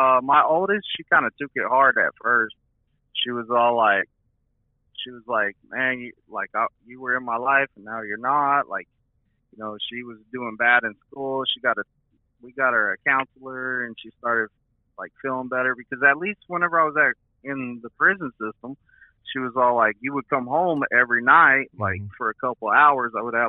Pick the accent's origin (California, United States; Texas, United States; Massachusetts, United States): Texas, United States; Lubbock; also born or lived in Odessa; now in Ozark, United States; I'm from Lubbock, Texas, but I've moved to Ozark, Missouri, so I can train out of the Springfield terminal over here in Springfield, Missouri.